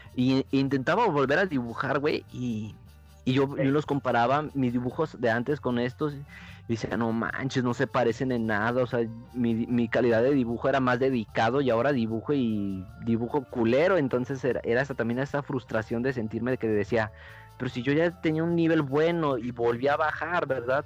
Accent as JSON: {"language": "Spanish", "country": "Mexico", "tie": "born or raised there", "said": "al ir creciendo aquí en México"}